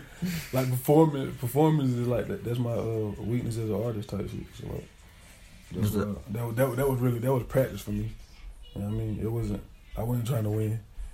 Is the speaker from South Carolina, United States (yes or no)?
yes; Aiken, South Carolina, United States; I'm from Aiken. You know what I mean? Shallow Heights, but like, I grew up a little bit everywhere type shit, you feel me?